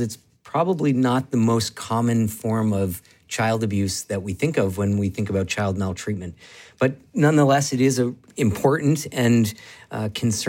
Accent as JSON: {"language": "English", "region": "Vermont", "country": "United States", "tie": "born or raised there", "also_born_or_lived": "Seattle", "moved": "as an adult", "said": "I grew up in Vermont and then left to go to Seattle to train in pediatrics"}